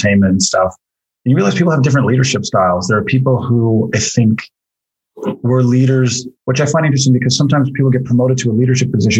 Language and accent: English; Corner Brook, Newfoundland and Labrador, Canada; moved away as an adult; also born or lived in St. John's, Newfoundland; I grew up in Corner Brook and lived in St. John's for a bunch of years, and I haven't lived in Newfoundland for about 17 years